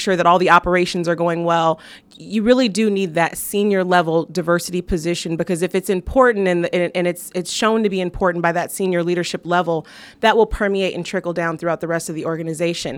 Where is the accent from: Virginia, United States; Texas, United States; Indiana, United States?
Indiana, United States; South Bend; I'm from South Bend, Indiana. That's where I was born and raised